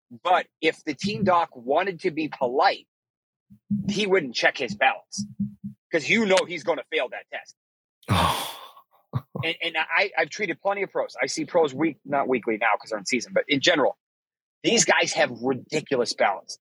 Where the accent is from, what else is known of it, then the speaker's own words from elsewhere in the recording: Boston, Massachusetts, United States; I'm from Boston. I'm from Massachusetts.